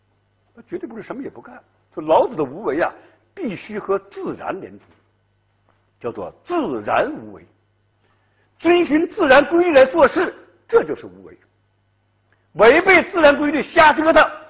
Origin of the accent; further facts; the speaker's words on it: China; 四两拨千斤，我们中国人特别善于这一套，悠悠无尽的历史烟云